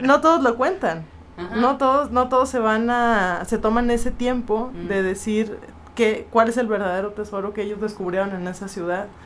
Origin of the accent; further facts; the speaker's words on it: Monterrey, Nuevo León, Mexico; moved away as an adult; also born or lived in Monclova; now in Mexico City, Mexico; Soy de Monterrey, viví en Monclova dos años y llevo seis años y medio en la Ciudad de México